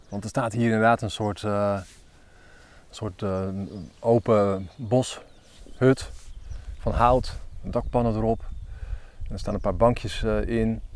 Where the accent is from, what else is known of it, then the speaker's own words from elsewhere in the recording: Elburg, Gelderland, Netherlands; ik kom uit Elburg